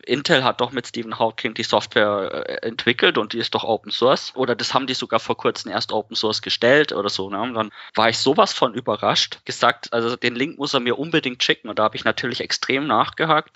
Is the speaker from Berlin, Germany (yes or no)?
no; Ingolstadt, Bavaria, Germany; Ich bin aus Ingolstadt